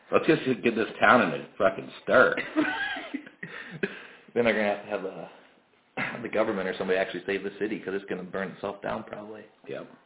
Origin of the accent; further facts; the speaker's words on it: Missouri, United States; I'm from I'm from Missouri. I'm moving up your way.